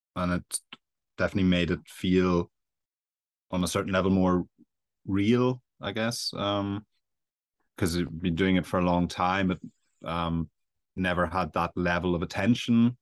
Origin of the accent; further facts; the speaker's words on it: Belfast, Northern Ireland, United Kingdom; accent: Irish; moved away as an adult; I'm from Ireland, as you'd probably hear with the accent, um, so around Belfast